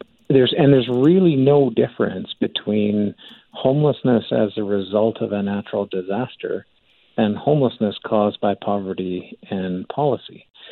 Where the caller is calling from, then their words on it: Calgary, Alberta, Canada; Now, I'm calling in from Calgary.